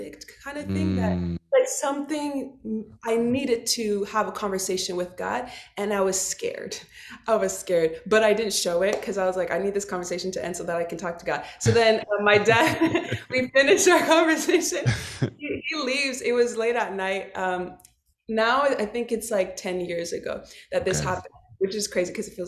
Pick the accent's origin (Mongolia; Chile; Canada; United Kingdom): Canada; Montreal, Quebec; also born or lived in Dallas, Texas; I was born and raised in Montreal, Quebec. So I'm Canadian.